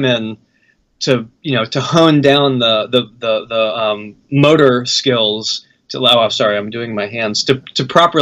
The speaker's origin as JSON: {"language": "English", "region": "North Carolina", "country": "United States", "moved": "yes", "said": "I'm from North Carolina, so I moved back to North Carolina like in the early 2000s"}